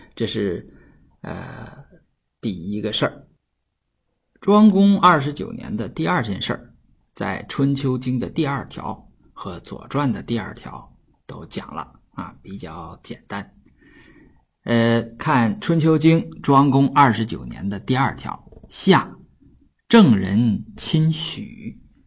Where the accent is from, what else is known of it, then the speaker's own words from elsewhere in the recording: Northeast China, China; accent: Northeastern Mandarin (Dongbei dialect); 用我们东北话叫做“鸟悄儿”了